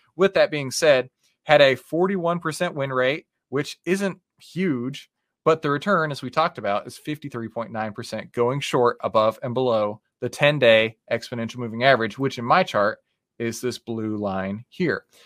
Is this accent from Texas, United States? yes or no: yes; Texas, United States; I'm from Texas. We, we, we don't always have the best diction